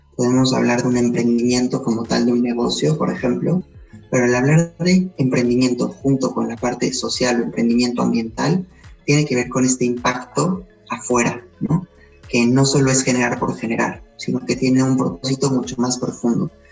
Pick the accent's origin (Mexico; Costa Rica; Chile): Mexico; Puebla; also born or lived in Spain; soy poblano, soy mexicano y español